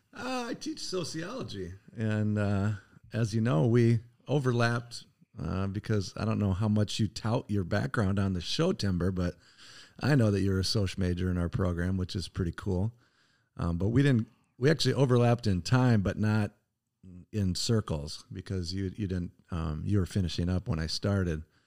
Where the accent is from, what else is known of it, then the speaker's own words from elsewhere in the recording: Northern Iowa, United States; moved away as an adult; also born or lived in Wisconsin; now in Oshkosh, United States; I was from Nor-, Northern Iowa